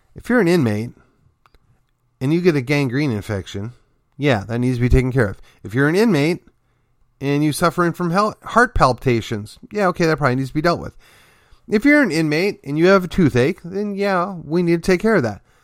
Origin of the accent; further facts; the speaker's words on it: McKinney, Texas, United States; my hometown of McKinney